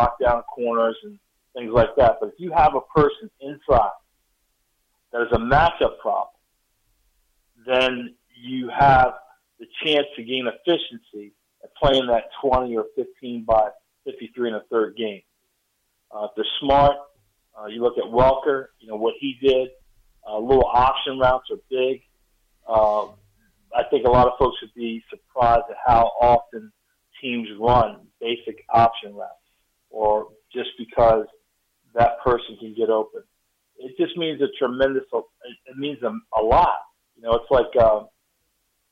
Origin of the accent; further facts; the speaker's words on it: Virginia, United States; also born or lived in Dover, Delaware; Dover, where I was born in Dover, Delaware. And then probably from about third grade on, moved to Virginia. And then, you know, everything there in Virginia.